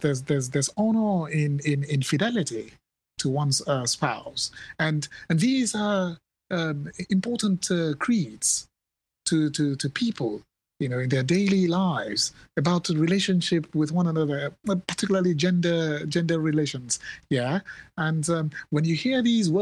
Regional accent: Nigeria

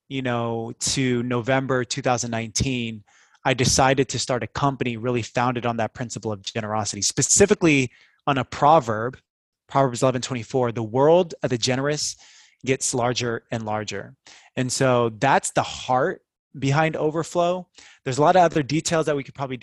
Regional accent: Seattle, Washington, United States; moved away as an adult; also born or lived in Bay Area; I grew up in Seattle, went to University of Washington, got married right after we graduated. Me and my wife, Kim, moved down to the Bay Area

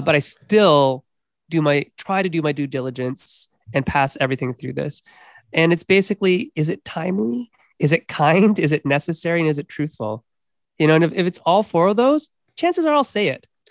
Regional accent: Canada; me being a Canadian

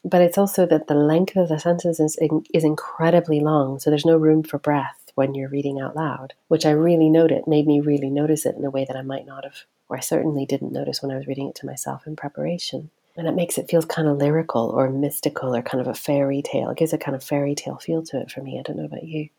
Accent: Tehran, Tehran Province, Iran; moved away; I grew up in Tehran in the city

